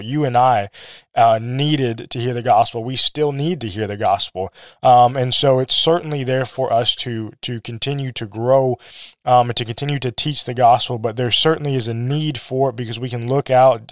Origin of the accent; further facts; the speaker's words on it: Missouri, United States; also born or lived in South Korea / Minnesota; when I was, like, two, I think we lived, we moved to Missouri. My dad was preaching in Missouri. He preached there for, I think, almost nineteen years. Um, I grew up there